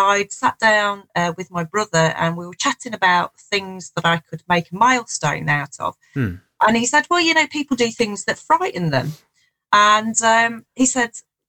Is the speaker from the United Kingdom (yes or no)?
yes; Nottinghamshire, East Midlands, United Kingdom; moved away as an adult; also born or lived in southern England; I'm just back in the Shire after spending some time down south. So it's nice. I've lived down south for quite a while